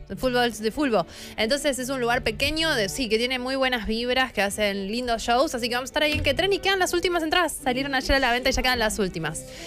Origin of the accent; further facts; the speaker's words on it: San Martín de los Andes, Neuquén, Argentina; mi pueblo, San Martín de los Andes